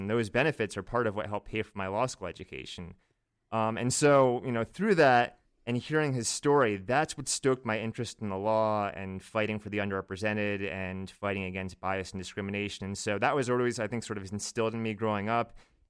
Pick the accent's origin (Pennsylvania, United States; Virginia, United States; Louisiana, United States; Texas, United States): Virginia, United States; Virginia Beach; Yeah, I grew up in Virginia Beach, so southeastern Virginia, about 15 minutes away from the shore.